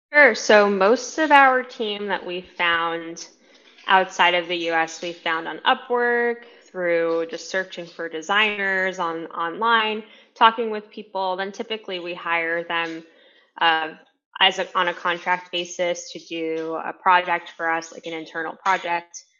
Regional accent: New York City, New York, United States; I'm originally from New York City. Uh, grew up in a Hispanic Latin American family

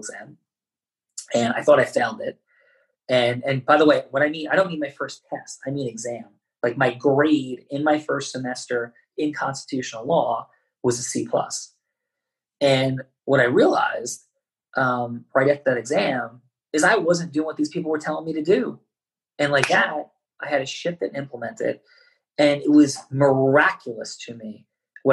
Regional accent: Jersey City, New Jersey, United States; also born or lived in Bergen County, New Jersey; I was born in Jersey City, New Jersey, which is a northern New Jersey sort of not inner city, but city environment for sure

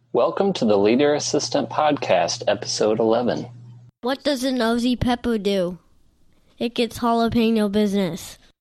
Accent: Kansas City, Missouri, United States; also born or lived in Virginia / Pennsylvania; I was born in Virginia in 1984 on the first day of summer, June 21st. My parents met in college at Liberty University out there, and um, we moved to Pennsylvania for a little bit. But then when I was one, we moved to Kansas City, Missouri, which is where my dad is from

